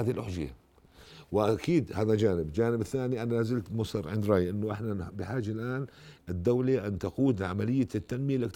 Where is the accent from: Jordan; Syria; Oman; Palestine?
Jordan; هذا اللي بهمني انا كاردني